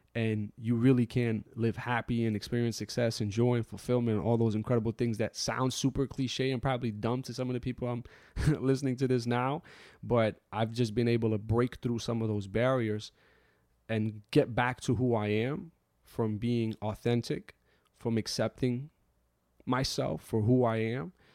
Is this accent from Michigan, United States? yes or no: no; New York City, New York, United States; I grew up in New York City after September eleventh as someone who was of the Muslim faith.